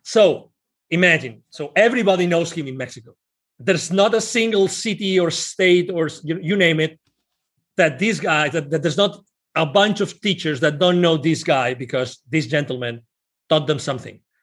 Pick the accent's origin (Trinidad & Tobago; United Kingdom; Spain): Spain; English is a second language; moved away as an adult; now in Plano, United States; I'm originally from Spain